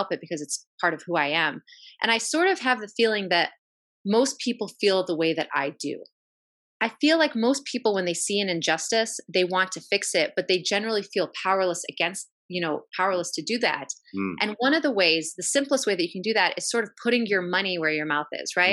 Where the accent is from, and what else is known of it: United States; born or raised there